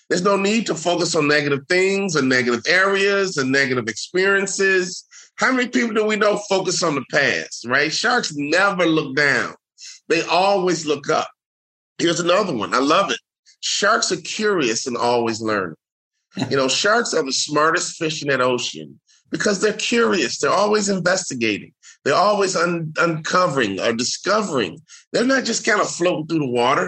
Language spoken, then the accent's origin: English; Chicago, Illinois, United States; moved away as an adult; also born or lived in Salt Lake City; I'm from Chicago